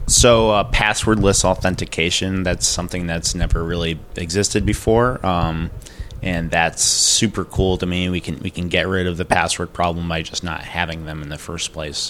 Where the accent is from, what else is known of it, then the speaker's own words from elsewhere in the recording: Connecticut, United States; I'm from, uh, Connecticut in the United States